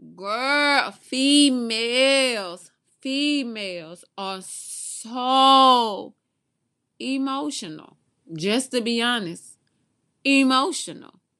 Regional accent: Mobile, Alabama, United States; I'm from Mobile, the original home of Mardi Gras

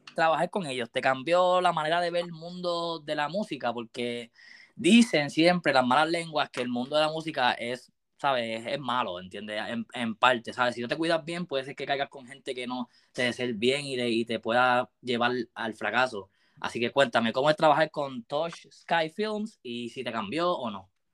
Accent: Puerto Rico; yo siendo puertorriqueño, viste, me crié con, Puerto, con reggaetón

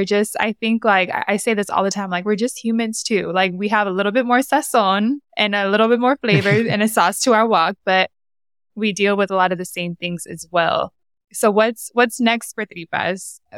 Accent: Honduras; accent: Honduran; Well, it's funny because when I speak with my Honduran accent, which only pops in with family, people are like, I don't understand what you're saying.

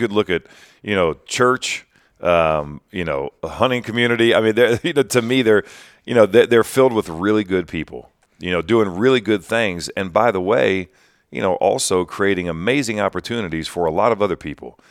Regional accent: Greenville, Ohio, United States; I was born and raised in West Central Ohio

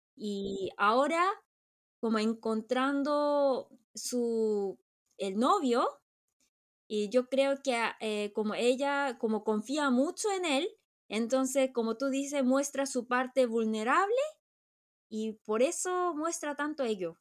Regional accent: Chile; moved away; also born or lived in South Korea; porque yo crecí en Chile

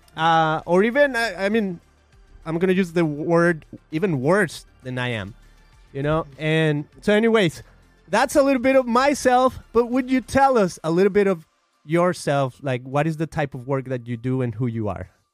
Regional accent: Guadalajara, Jalisco, Mexico; now in United States; I'm from Mexico. I come from a city called Guadalajara, I've been in the United States for about 17 years or so.

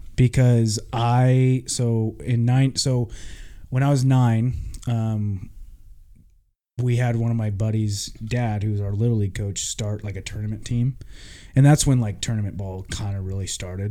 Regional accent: Vancouver, Washington, United States; I grew up in Vancouver

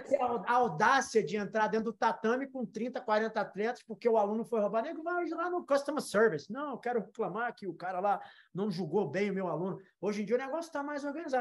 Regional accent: Brazil; now in United States; a gente volta para o Brasil

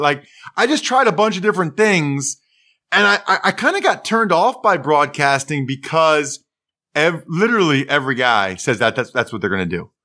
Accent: Pennsylvania, United States; like every kid in Pennsylvania

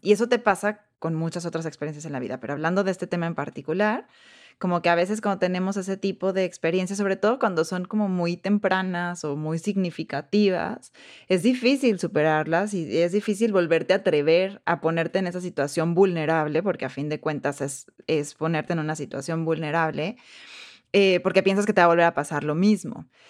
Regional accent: Mexico; moved away as an adult; now in United States; ¿de dónde eres? Y yo, ah, pues de México

